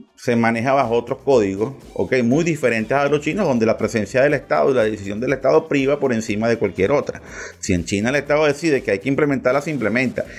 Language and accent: Spanish; Venezuela; en nuestro territorio